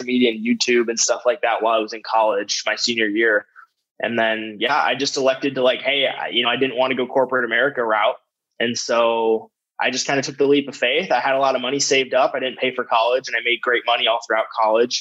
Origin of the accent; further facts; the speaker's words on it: Michigan, United States; accent: slight Michigan accent; now in Arizona, United States; We're all from Michigan. You know, we have like a slight Michigan accent